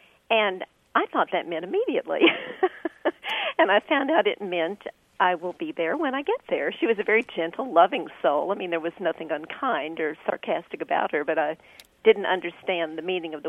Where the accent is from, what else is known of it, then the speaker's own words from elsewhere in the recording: the North, United States; being a child who was growing up in the North